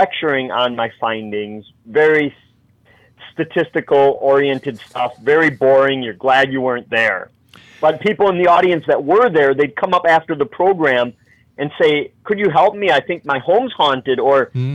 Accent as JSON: {"language": "English", "region": "Wisconsin", "country": "United States", "tie": "born or raised there", "said": "my home state of Wisconsin"}